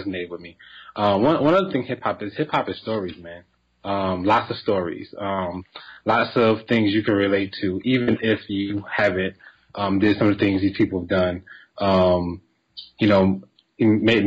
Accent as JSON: {"language": "English", "region": "New Jersey", "country": "United States", "moved": "as an adult", "lives_now": "Atlanta, United States", "said": "I'm from Jersey, though. Don't forget it. I'm from Jersey"}